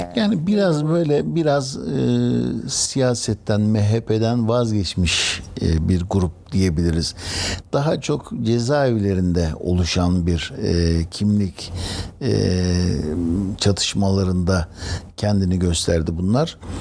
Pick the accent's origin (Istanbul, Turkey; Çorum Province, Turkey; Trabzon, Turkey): Istanbul, Turkey; also born or lived in Bursa; ben İstanbul'da e, birçok semtte e, büyüdüm. Beşiktaş'ta, Bakırköy'de